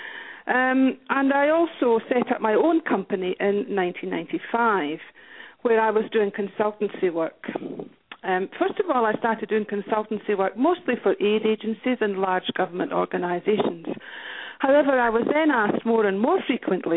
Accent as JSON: {"language": "English", "region": "Scotland", "country": "United Kingdom", "tie": "born or raised there", "moved": "as an adult", "lives_now": "Brisbane, Australia", "said": "Originally, I'm from Scotland. That's where I was born and raised and educated."}